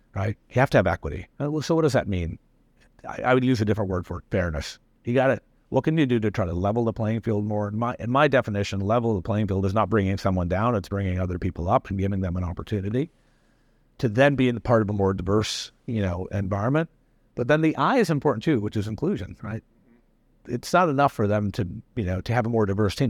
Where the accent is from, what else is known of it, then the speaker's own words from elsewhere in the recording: Tennessee, United States; also born or lived in India; I've lived being a minority in the United States growing up in Tennessee.